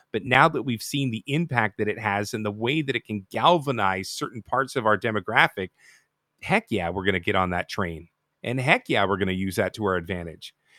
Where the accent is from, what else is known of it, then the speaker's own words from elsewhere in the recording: Canada; being a Canadian